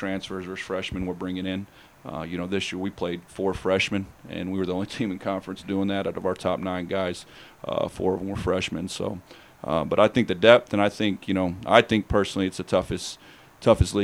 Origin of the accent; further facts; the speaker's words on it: Oklahoma City, Oklahoma, United States; I grew up around the Sooner being in Oklahoma City